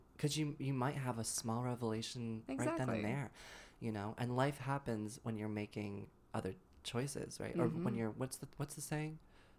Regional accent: Massachusetts, United States

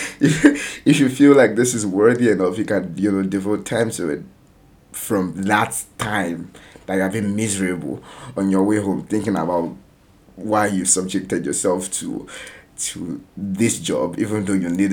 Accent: Nigeria; a Nigerian writer based in Nigeria, telling Nigerian stories

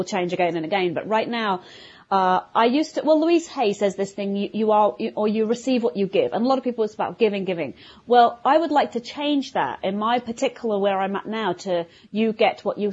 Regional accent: London, United Kingdom; moved away as an adult; also born or lived in Vienna, Austria; now in New York, United States; I live, you know, just north of New York City now, but I'm from London, as everybody probably can hear from my accent

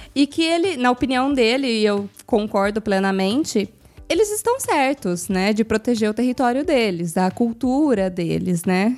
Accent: Brazil; now in Italy; a gente, como brasileiro

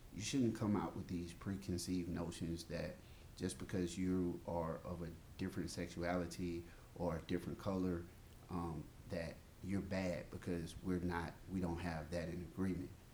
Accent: Mississippi, United States; I'm from the South. I'm from Mississippi.

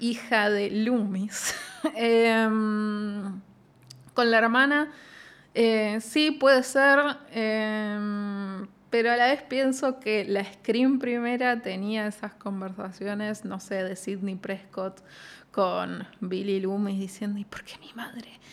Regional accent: Zárate, Buenos Aires Province, Argentina; Yo digo Zárate, yo soy Zárate

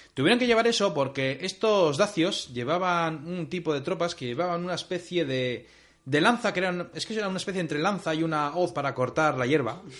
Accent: Bilbao, Basque Country, Spain; De Bilbao

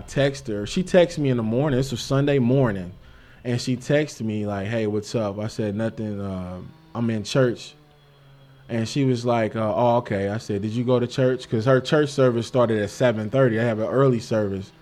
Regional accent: St. Louis, Missouri, United States; I'm from Saint Louis, Missouri, born and raised

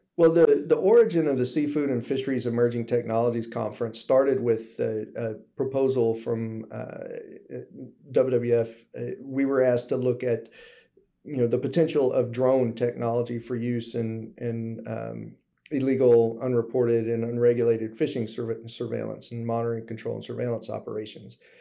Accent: Gulf Coast of Texas, United States; moved away as an adult; also born or lived in Alaska / South Pacific; growing up on the Gulf Coast of, of Texas

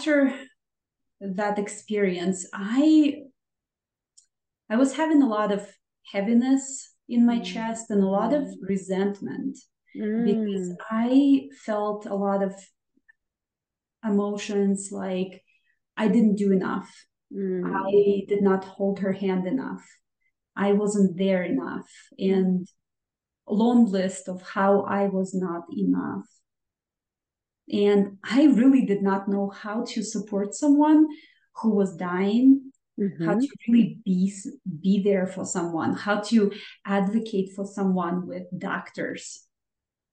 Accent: Minsk, Belarus; moved away; I am from Minsk, Belarus, and the life there is very different

